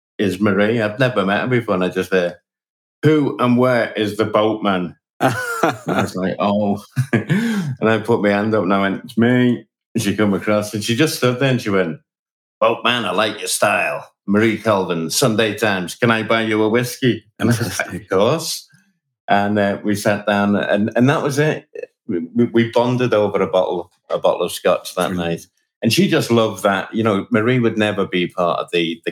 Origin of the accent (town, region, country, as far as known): Liverpool, North West England, United Kingdom